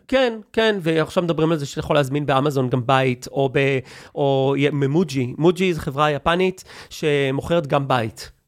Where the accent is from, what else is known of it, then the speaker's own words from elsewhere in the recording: Israel; אני ישראלי